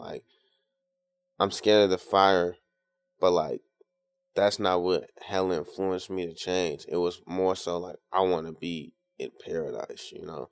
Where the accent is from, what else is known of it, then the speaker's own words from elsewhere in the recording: Tacoma, Washington, United States; now in Seattle, United States; I'm from Tacoma